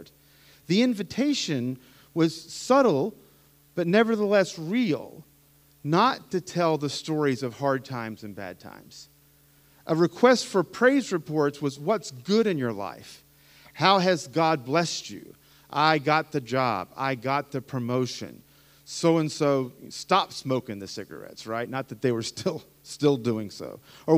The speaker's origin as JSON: {"language": "English", "region": "Appalachia", "country": "United States", "tie": "born or raised there", "said": "I grew up in the mountains, right? I'm an Appalachian American. I went to an Appalachian Pentecostal church"}